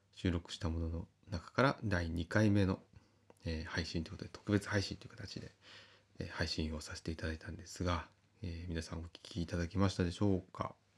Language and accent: Japanese; Kita-Uonuma, Niigata, Japan; 私は私で北魚沼の、えー、生まれの故郷